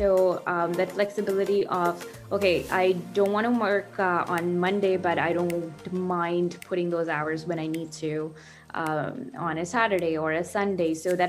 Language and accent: English; India; now in Burlington, Canada; And I came here from India. That's my home country about 20 years ago. And I came with my parents, got settled here